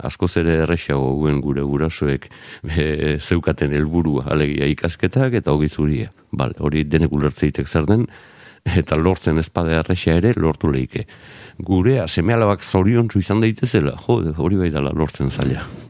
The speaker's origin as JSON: {"language": "Basque", "town": "Zarautz", "region": "Basque Country", "country": "Spain", "tie": "born or raised there", "said": "Garoako kaletik, bai, lehen mamis taberna zegoenaren gainean jaiotako nauke"}